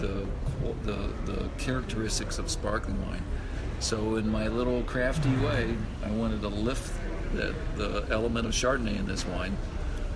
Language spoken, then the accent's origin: English; Texas, United States; now in Oregon, United States; I'm from the great state of Texas, and you can't hardly take the Texas out of the boy